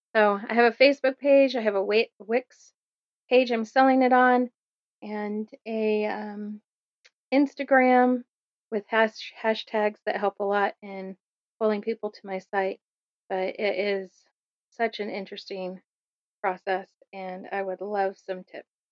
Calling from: Kernville, California, United States; I'm calling from Kernville, California area

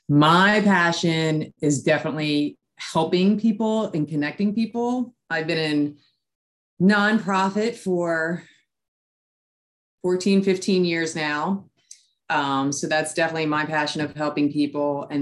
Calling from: Maryland, United States; I am calling from Maryland.

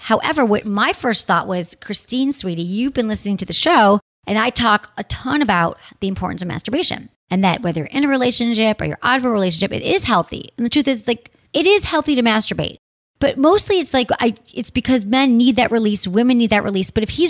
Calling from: Michigan, United States; I'm from Michigan and I'm 23 years old.

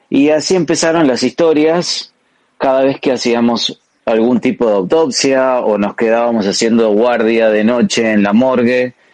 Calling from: Argentina; Sinvergüenzas … eh, desde Argentina.

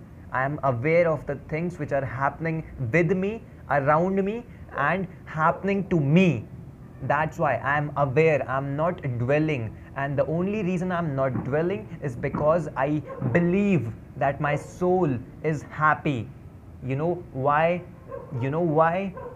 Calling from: Dehradun, Uttarakhand, India; I'm speaking from Dehradun, a city of love, a city of joy, a city of happiness.

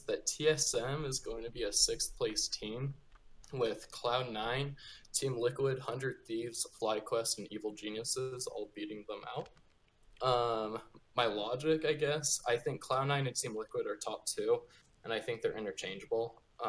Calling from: Cedar City, Utah, United States; I'm calling from Cedar City, Utah.

